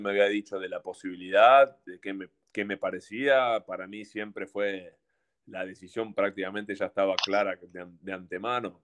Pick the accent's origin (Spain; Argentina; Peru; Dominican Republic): Argentina; moved away as an adult; also born or lived in Mexico / Turkey; como argentino